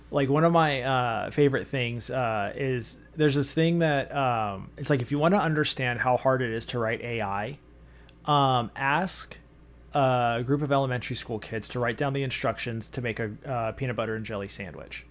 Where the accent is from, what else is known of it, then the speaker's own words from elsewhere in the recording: United States; we're American